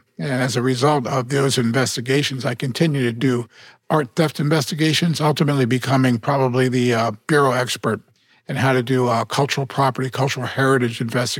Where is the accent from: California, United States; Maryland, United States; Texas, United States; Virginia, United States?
Maryland, United States; Baltimore; also born or lived in Tokyo, Japan / Miami / Philadelphia; Yes, I grew up in Baltimore.